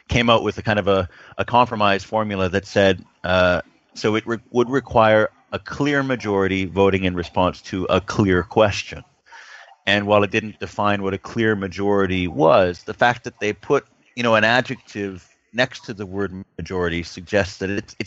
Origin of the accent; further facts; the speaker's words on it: Canada; I'm Canadian.